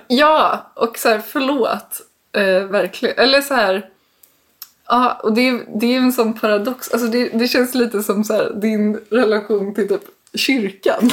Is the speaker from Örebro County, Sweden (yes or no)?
no; Danderyd, Stockholm County, Sweden; jag är uppvuxen i Danderyd